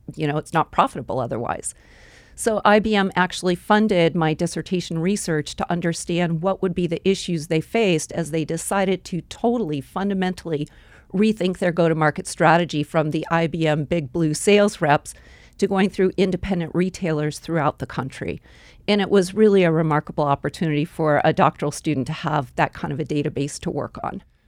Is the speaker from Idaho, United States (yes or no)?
yes; Boise, Idaho, United States; moved away as an adult; also born or lived in Colorado / Silicon Valley; growing up in Boise, we had the Boise River.